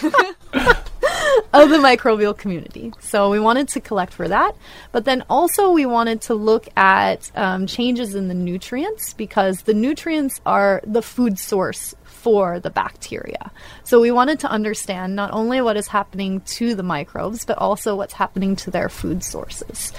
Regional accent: northwest Florida, United States; moved away; I'm originally from Florida, the northwest part

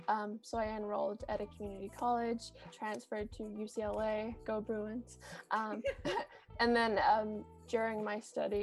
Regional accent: New Zealand; moved away as an adult; now in Los Angeles, United States; I am originally from New Zealand, if you can't tell by my weird accent. Now that I've been in the States for a couple of years, people aren't always 100% sure where I'm from, but yes, I am a proud Kiwi.

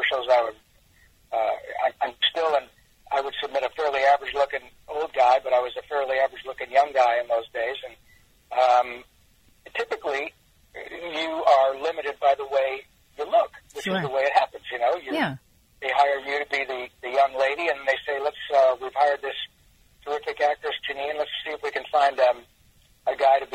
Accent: Michigan, United States; I grew up in Michigan

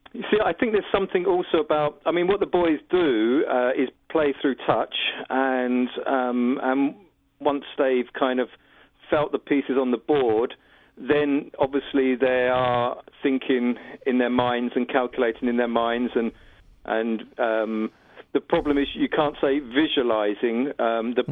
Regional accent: United Kingdom; I'm a British filmmaker

